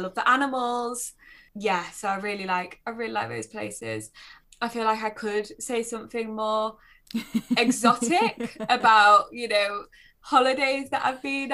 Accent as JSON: {"language": "English", "area": "Nottinghamshire", "region": "East Midlands", "country": "United Kingdom", "tie": "born or raised there", "moved": "yes", "lives_now": "North East England, United Kingdom", "said": "I grew up in Nottinghamshire, so we were kind of as far away from the sea as you could"}